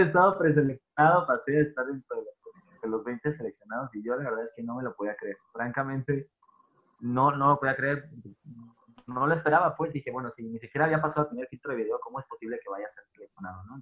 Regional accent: Tijuana, Baja California, Mexico; yo soy de Tijuana, soy norteño

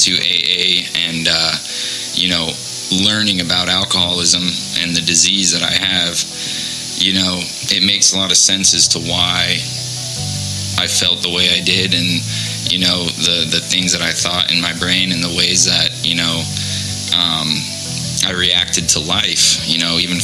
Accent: Mesa, Arizona, United States; I grew up here in Mesa, Arizona, born and raised

